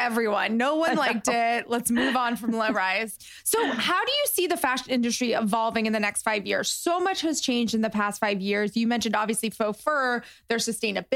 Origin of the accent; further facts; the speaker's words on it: West Palm Beach, Florida, United States; I'm actually from Florida. So I grew up, I went to high school like in West Palm Beach